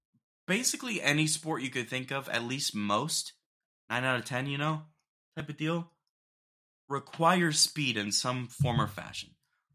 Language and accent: English; Ohio, United States; I'm from Ohio, so.